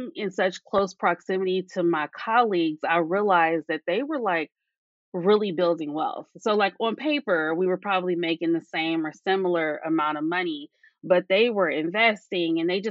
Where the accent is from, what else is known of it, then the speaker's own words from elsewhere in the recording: California, United States; I am from California.